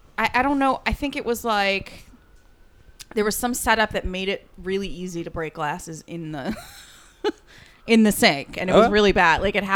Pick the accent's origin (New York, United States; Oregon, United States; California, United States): New York, United States; It really annoyed me as a New Yorker.